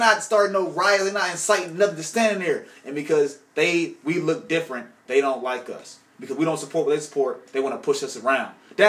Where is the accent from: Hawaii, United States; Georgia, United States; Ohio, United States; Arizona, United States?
Ohio, United States; Cleveland; I'm from Cleveland, Ohio. Born and raised.